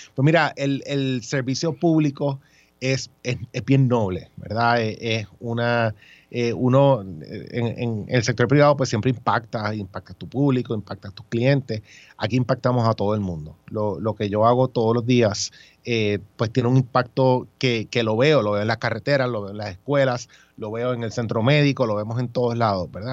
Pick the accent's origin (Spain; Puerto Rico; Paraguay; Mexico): Puerto Rico; also born or lived in New York / Washington, D.C.; nacido y criado en Puerto Rico